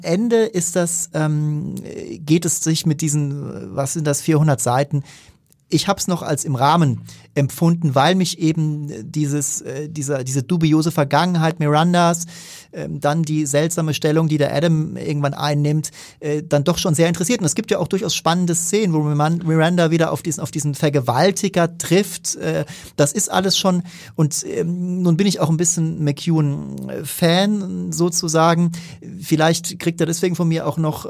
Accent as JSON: {"language": "German", "country": "Germany", "said": "als Deutscher"}